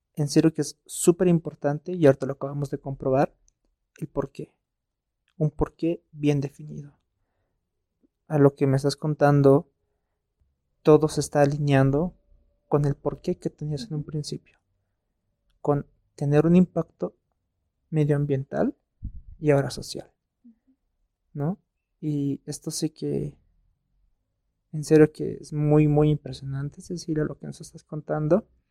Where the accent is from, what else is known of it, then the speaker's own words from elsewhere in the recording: Bolivia; nosotros como bolivianos